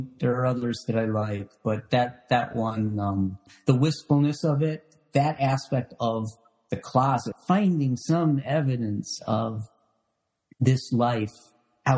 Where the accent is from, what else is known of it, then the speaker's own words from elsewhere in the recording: Chicago, Illinois, United States; moved away as an adult; also born or lived in Boston; I grew up in Chicago, but I was in college in Boston